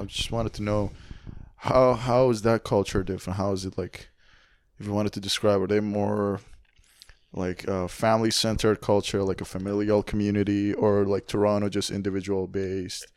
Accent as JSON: {"language": "English", "country": "Iran", "moved": "yes", "lives_now": "Canada", "said": "I come from Iran"}